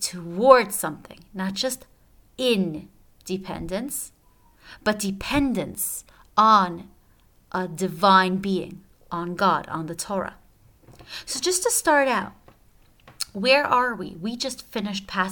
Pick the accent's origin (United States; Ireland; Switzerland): Switzerland; I'm from Switzerland